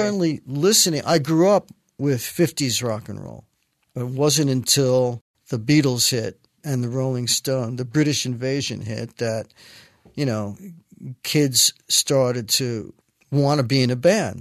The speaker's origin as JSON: {"language": "English", "town": "New York City", "region": "New York", "country": "United States", "tie": "born or raised there", "said": "I was born in the Bronx. Uh, my parents lived in the Bronx their entire life"}